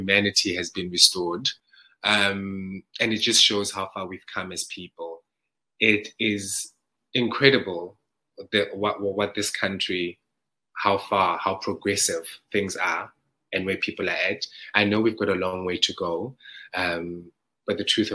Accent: South Africa; moved away; That outfit represents my hometown, you know, the rural areas of South Africa, and a Zulu boy becoming of age. So that is that's how we dress back home

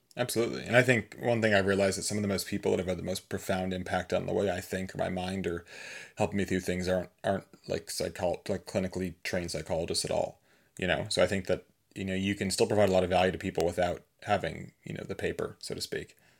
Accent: Massachusetts, United States; I grew up in Massachusetts

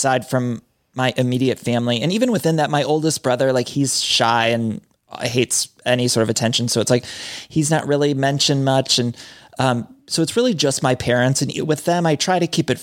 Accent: Midwest, United States; growing up in the Midwest

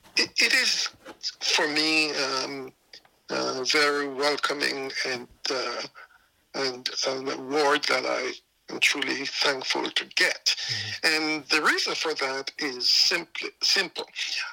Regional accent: England, United Kingdom; moved away as an adult; also born or lived in Jamaica; now in Canada; My mother took the opportunity to go to England, and she took me and my brother with her. And so we grew up essentially in England, although I still have a lot of friends and distant cousins still in Jamaica.

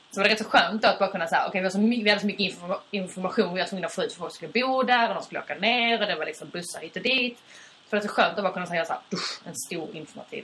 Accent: Skåne, Sweden; accent: Skånska; vår skånska kanske är lite blurrig

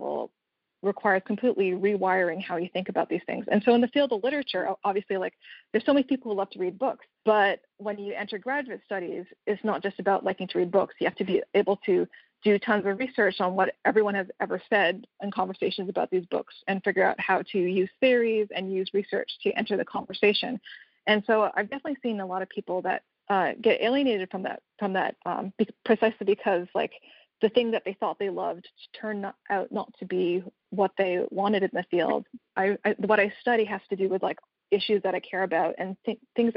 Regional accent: Canada; I'm actually Canadian

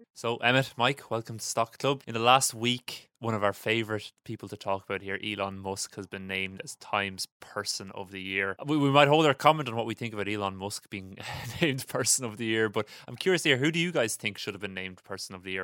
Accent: Ireland; As an Irish person

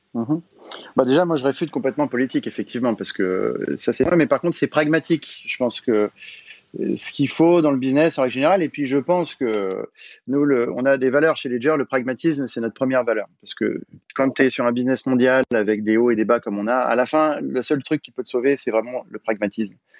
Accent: Paris, Île-de-France, France; je suis parisien, je toujours habité à Paris

